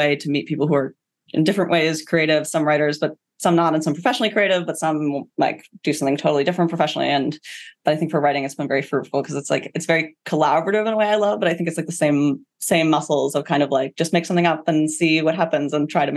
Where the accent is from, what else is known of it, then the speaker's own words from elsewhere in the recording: United States; as an American